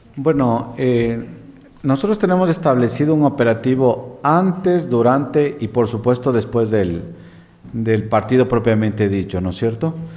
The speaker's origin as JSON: {"language": "Spanish", "country": "Ecuador", "said": "todos somos hermanos ecuatorianos"}